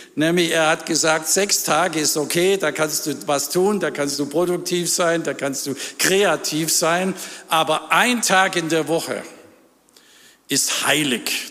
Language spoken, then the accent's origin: German; Ravensburg, Baden-Württemberg, Germany; in Ravensburg, wo ich herkomme.